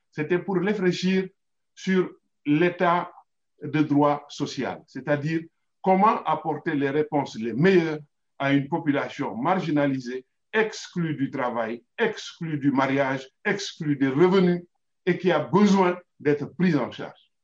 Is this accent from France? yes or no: no; Senegal; en tant que Sénégalais